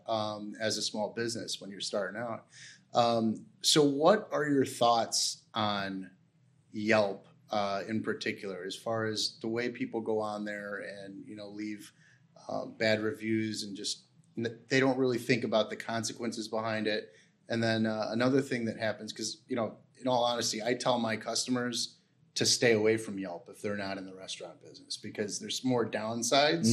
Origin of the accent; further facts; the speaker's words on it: Chicago, Illinois, United States; I'm I'm from Chicago